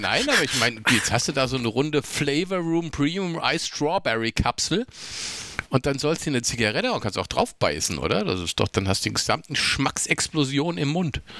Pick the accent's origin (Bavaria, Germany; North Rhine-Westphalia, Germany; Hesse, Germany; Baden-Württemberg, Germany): Hesse, Germany; Rüsselsheim; also born or lived in Raunheim; ich bin ja groß geworden in Rüsselsum, also Rüsselsheim.